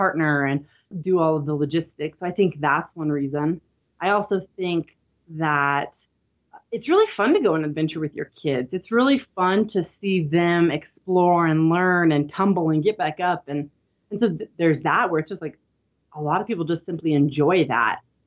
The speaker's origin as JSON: {"language": "English", "region": "Midwest", "country": "United States", "tie": "born or raised there", "moved": "yes", "lives_now": "Utah, United States", "said": "I grew up in the Midwest"}